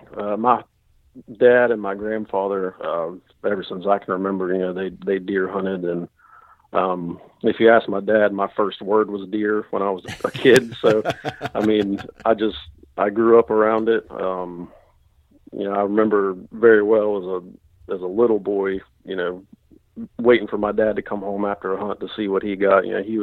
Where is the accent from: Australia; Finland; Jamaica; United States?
United States; West Virginia; I'm from North Central West Virginia in Marion County. It's just south of Morgantown, and I'm about half hour from the Pennsylvania line.